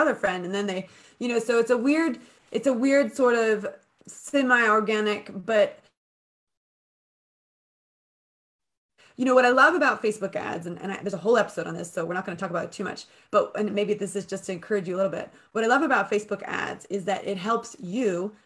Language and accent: English; United States; now in United Kingdom; I'm American and I own a business in the UK